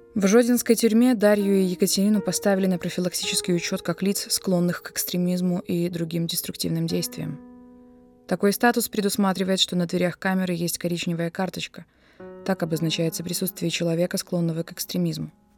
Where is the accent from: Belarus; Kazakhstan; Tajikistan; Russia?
Belarus; мы все, белорусы, настоящие белорусы